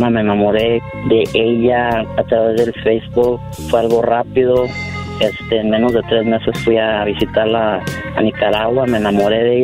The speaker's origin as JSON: {"language": "Spanish", "region": "Durango", "country": "Mexico", "moved": "yes", "lives_now": "United States", "said": "No, yo soy de México, de Durango."}